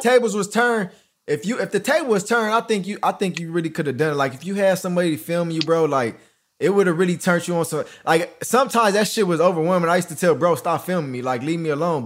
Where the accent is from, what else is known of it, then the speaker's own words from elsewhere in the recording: Los Angeles, California, United States; I came from Crenshaw.